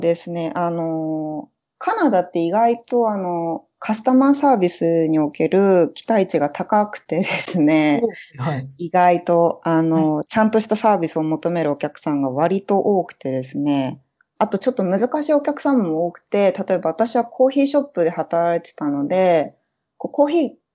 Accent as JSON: {"language": "Japanese", "town": "Yokohama", "region": "Kanagawa", "country": "Japan", "tie": "born or raised there", "also_born_or_lived": "Brazil", "moved": "as an adult", "lives_now": "Toronto, Canada", "said": "出身は横浜です。あの生まれも育ちも横浜です。"}